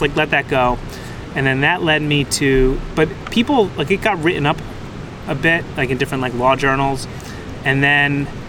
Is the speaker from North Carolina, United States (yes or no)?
no; Northern New Jersey, United States; moved away as an adult; now in New York City, United States; I'm from New Jersey. Northern Jersey? Northern Jersey